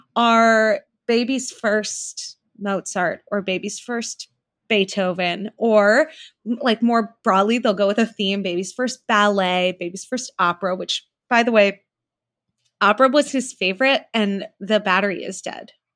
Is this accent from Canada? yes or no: no; New Zealand; moved away; I am from New Zealand. I was born there.